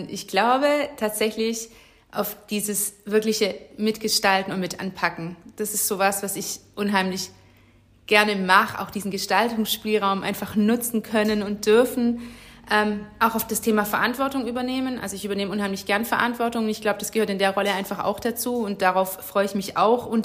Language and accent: German; Winnenden, Baden-Württemberg, Germany; Tatsächlich erinnert mich Herrenberg auch voll an meine Heimatstadt Winnenden.